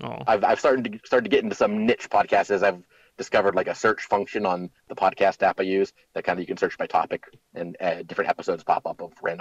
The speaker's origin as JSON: {"language": "English", "town": "Youngstown", "region": "Ohio", "country": "United States", "tie": "born or raised there", "moved": "yes", "said": "everybody is dispersed from our hometown. We grew up near Youngstown, Ohio, very deindustrialized city."}